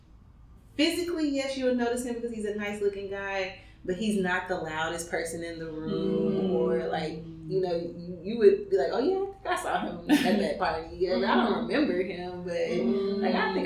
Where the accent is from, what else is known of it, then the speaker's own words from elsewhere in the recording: Pearland, Texas, United States; I grew up in Pearland, grew up in Worthy